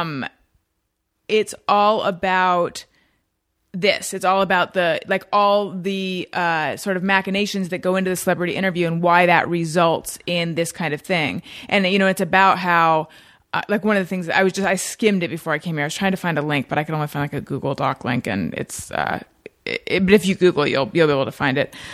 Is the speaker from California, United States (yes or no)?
yes; Orange County, California, United States; moved away as an adult; also born or lived in Oakland, California / New York; I was born in Northern California, but I grew up in Orange County